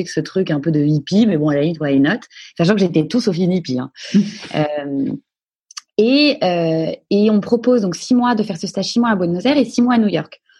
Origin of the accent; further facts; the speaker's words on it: Paris, Île-de-France, France; moi, je suis née à Paris. Euh, j'ai vécu euh, toute mon enfance, euh, une enfance relativement calme, Paris 16e, dans des écoles privées.